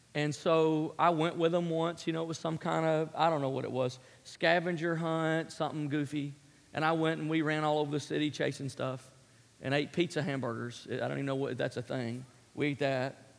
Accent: Memphis, Tennessee, United States; born and raised in Memphis, Tennessee

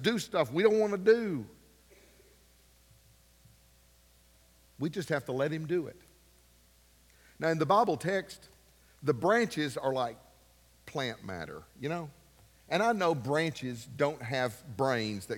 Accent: Ashland, United States; the dentist we grew up with in Ashland

